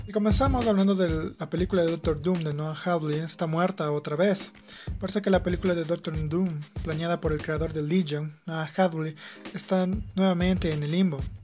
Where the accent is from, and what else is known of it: Ecuador